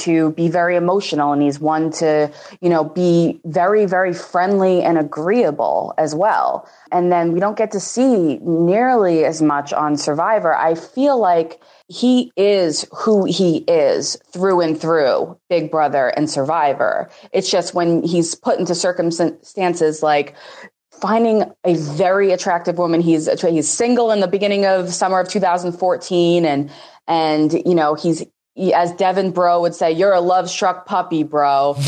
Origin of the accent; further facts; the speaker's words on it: Boston, Massachusetts, United States; I will be 26 in a couple weeks. I am from Boston, Massachusetts.